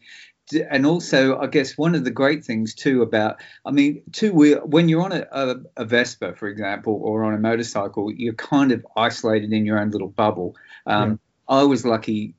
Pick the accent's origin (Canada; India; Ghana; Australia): Australia; Sydney, New South Wales; I sort of grew up in Sydney watching all these really cool old black and white movies